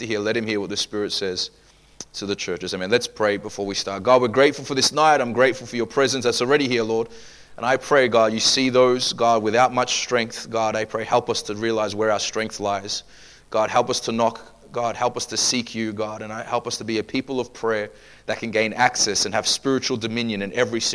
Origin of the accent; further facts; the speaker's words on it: Australia; growing up in Australia